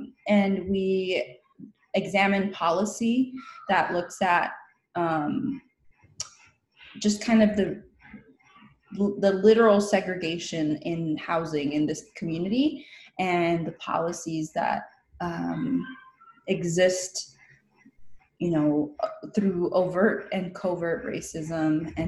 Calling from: Coachella Valley, Southern California, United States; The community that I come from made me me. I'm calling in from the Coachella Valley, which is stolen Kuya land. That's in Southern California.

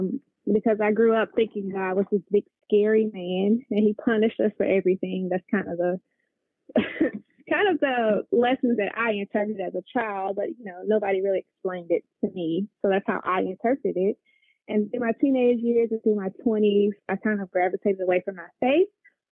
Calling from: Memphis, Tennessee, United States; I am currently calling in from Memphis, Tennessee.

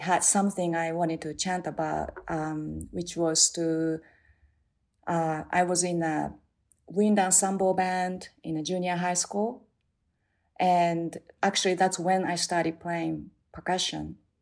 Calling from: New Jersey, United States; I'm calling from New Jersey

